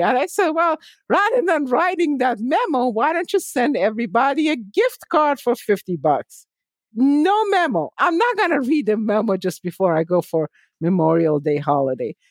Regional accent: Tehran, Tehran Province, Iran; moved away as an adult; now in United States; I was born and raised in Tehran

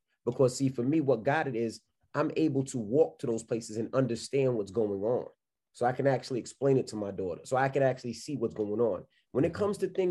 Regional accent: New York City, New York, United States; moved away; also born or lived in West Milford, New Jersey; I'm from Queens, New York

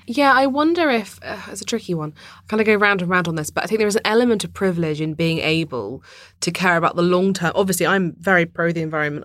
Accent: London, United Kingdom; I grew up in London

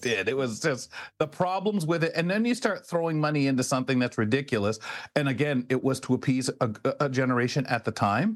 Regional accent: London, Ontario, Canada; also born or lived in Montreal / Brantford / Toronto; I was born in Montreal. I love my part of London that I, I, grew up in, in Byron

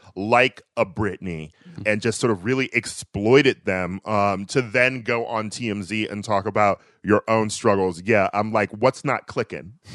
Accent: Milwaukee, Wisconsin, United States; I'm from Milwaukee, uh, and we had Summer Fest there

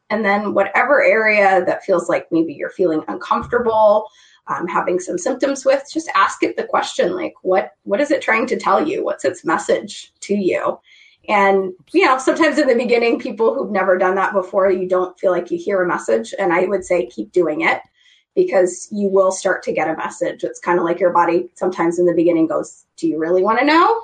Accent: Idaho, United States; I grew up in Idaho. I grew up in a small town.

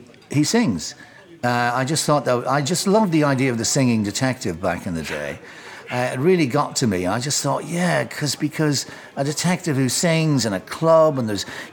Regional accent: Enniskillen, Northern Ireland, United Kingdom; also born or lived in Highgate, London; now in London, United Kingdom; Both Beckett and Oscar Wilde went to school in my hometown.

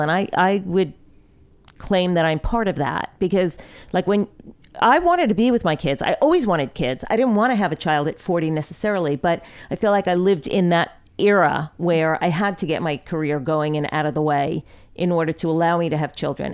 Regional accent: Long Island, New York, United States; I grew up on Long Island

